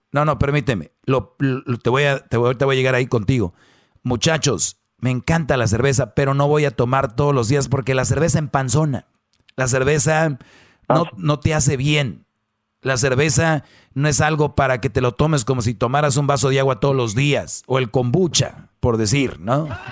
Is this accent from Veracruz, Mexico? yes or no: no; Monterrey, Nuevo León, Mexico; como buen regio